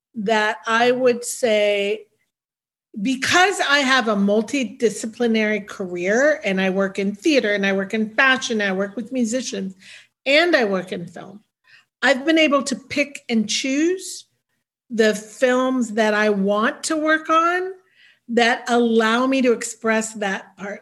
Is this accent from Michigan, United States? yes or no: no; the Bay Area, California, United States; also born or lived in New York; now in Los Angeles, United States; I was raised in the Bay Area